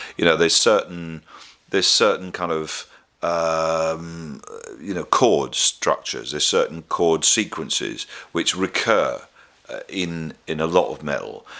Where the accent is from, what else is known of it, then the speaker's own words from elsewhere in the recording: West Country, South West England, United Kingdom; when I was growing up in the West Country